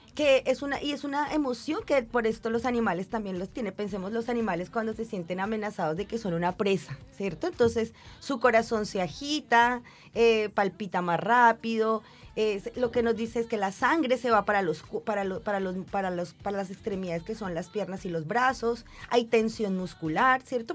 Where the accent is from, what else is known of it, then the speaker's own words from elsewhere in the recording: Bogotá, Colombia; moved away as an adult; now in Concepción, Chile; yo soy bogotana y Bogotá es una ciudad bastante fría y lluviosa todo el año